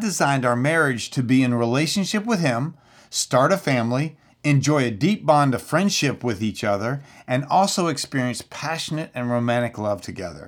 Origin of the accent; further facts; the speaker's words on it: Central Florida, United States; I'm from Central Florida